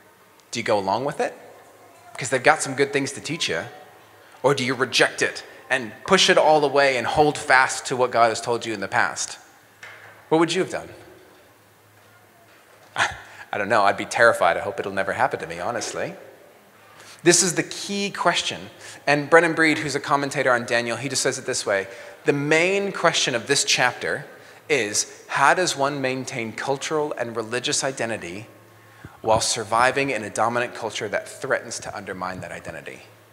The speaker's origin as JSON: {"language": "English", "region": "Mexico City", "country": "Mexico", "tie": "born or raised there", "lives_now": "New Zealand", "said": "So I grew up as a missionary kid. My parents were missionaries, so I grew up in Mexico City."}